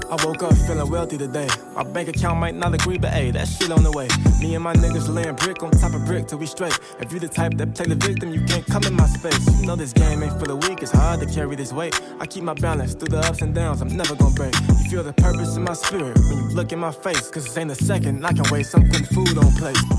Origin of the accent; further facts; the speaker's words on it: Opelousas, Louisiana, United States; I'm this dude from Opelousas, Louisiana